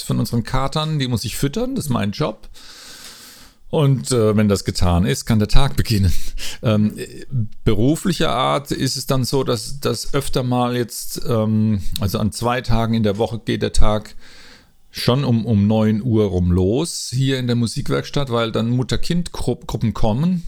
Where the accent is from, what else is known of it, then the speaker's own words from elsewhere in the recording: Mannheim, Baden-Württemberg, Germany; moved away as an adult; now in Rimbach, Germany; Ich bin eigentlich ein Mannheimer oder ein Mannemer, wie man sagt. Und äh, ich hab, seit 2000 lebe ich hier im Odenwald in Rimbach